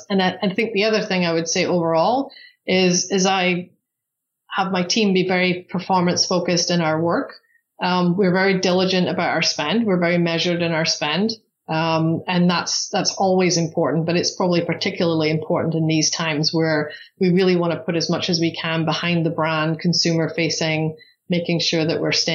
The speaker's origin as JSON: {"language": "English", "region": "Scotland", "country": "United Kingdom", "moved": "as an adult", "lives_now": "Arizona, United States", "said": "I'm from Scotland originally. So I came to the US with British Airways actually."}